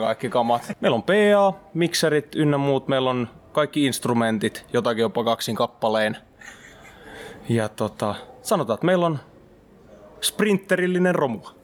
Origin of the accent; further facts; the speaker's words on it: Mynämäki, Southwest Finland, Finland; mä ja meidän kiipparisti Siiri ollaan alun perin sieltä